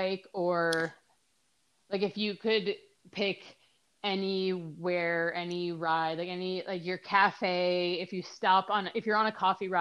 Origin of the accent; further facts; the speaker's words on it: Minnesota, United States; moved away; I moved away from Minnesota